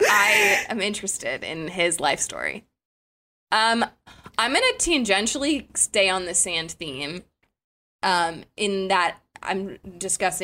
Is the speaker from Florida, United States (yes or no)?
yes; South Florida, United States; moved away; I grew up in South Florida